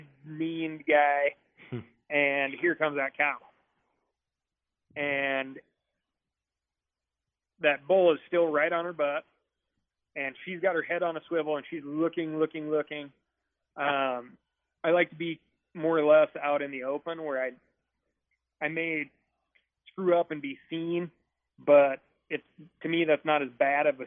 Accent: Montana, United States; growing up in Montana

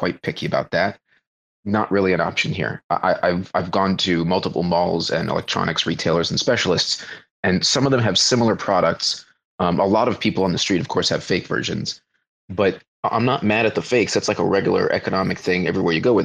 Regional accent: Florida, United States; moved away as an adult; now in Indonesia; I come from Florida man, flat boy land.

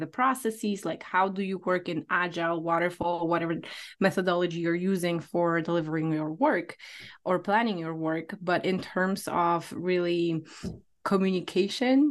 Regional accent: Poland; now in United States; I moved from Poland, where I'm original from, to United States.

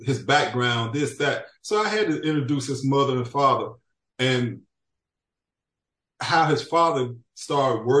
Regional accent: Pine Bluff, Arkansas, United States; I was born in Pine Bluff, Arkansas

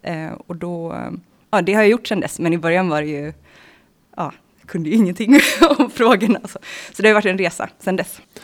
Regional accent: Bohuslän, Västra Götaland, Sweden; jag är född från början i Bohuslän, i Svartedalens naturreservat

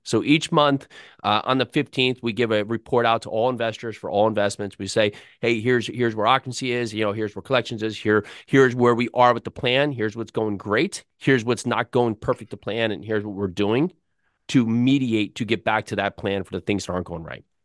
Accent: New Jersey, United States; I grew up in North Jersey.

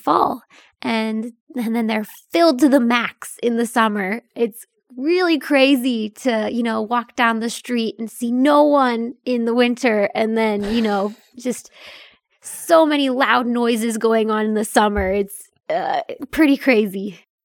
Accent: Mount Gretna, Pennsylvania, United States; mine is a teeny tiny hometown in, uh, Pennsylvania

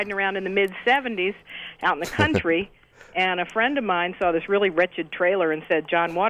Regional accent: Baltimore, Maryland, United States; Hi, I'm from Baltimore.

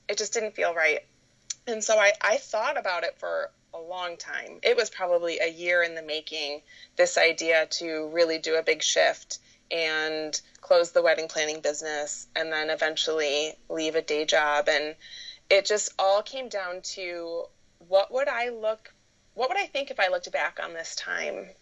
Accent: Michigan, United States; I was born and raised in Michigan, been here pretty much my whole life

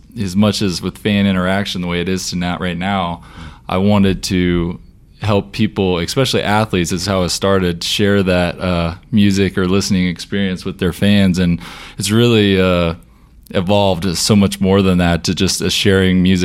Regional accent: Fort Worth, Texas, United States; moved away as an adult; also born or lived in Miami, Florida / Detroit, Michigan; born and raised in Fort Worth, Texas

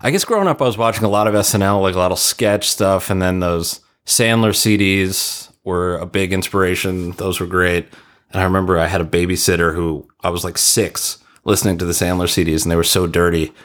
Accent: Ronkonkoma, New York, United States; moved away as an adult; now in Los Angeles, United States; I'm from Ronkonkoma, Long Island

